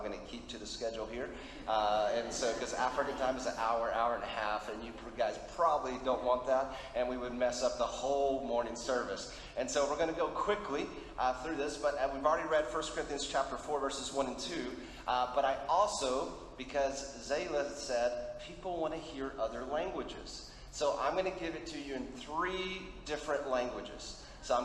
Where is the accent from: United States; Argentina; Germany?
Argentina; because I grew up in Argentina as a missionary kid, so we'll do it in Spanish as well.